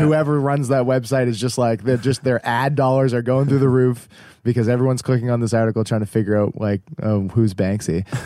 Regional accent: Halifax, Nova Scotia, Canada; we're from Halifax

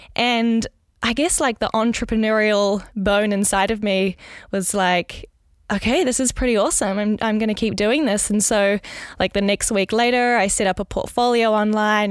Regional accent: New Zealand; moved away as an adult; now in Netherlands; I was actually born in New Zealand, in Gurukha

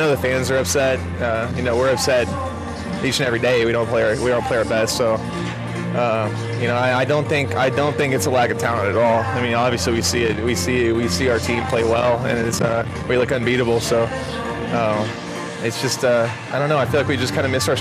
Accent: Oklahoma, United States; growing up in Oklahoma

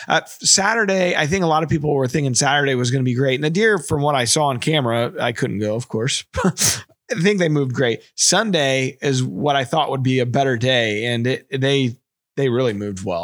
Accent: Bloomsdale, Missouri, United States; We're from Bloomsdale

